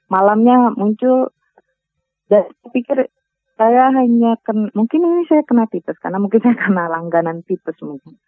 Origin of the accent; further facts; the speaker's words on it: Minangkabau, West Sumatra, Indonesia; kita orang Minang